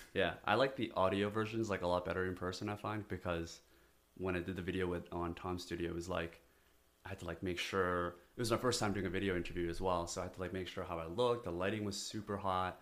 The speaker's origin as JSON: {"language": "English", "country": "South Korea", "moved": "yes", "lives_now": "United States", "said": "I come from South Korea"}